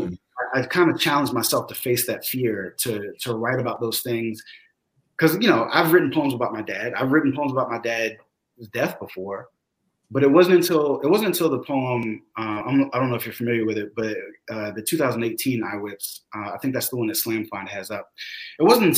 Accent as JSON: {"language": "English", "region": "the South", "country": "United States", "tie": "born or raised there", "also_born_or_lived": "DC, Maryland area", "moved": "yes", "lives_now": "Charlotte, United States", "said": "growing up in the South"}